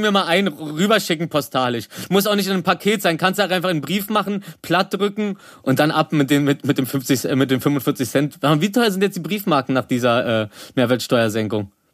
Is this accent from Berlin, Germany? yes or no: yes; Berlin, Germany; also born or lived in Rosenthal, Berlin; ich komm eigentlich aus Reinickendorf, also äh, jetzt wohne ich am Rosenthal, aber ich komme eigentlich aus Reinickendorf